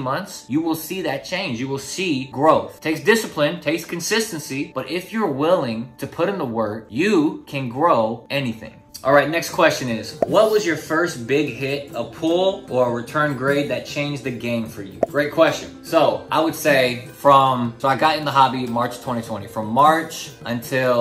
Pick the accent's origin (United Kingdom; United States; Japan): United States; Newport News, Virginia; I'm from Newport News, Virginia.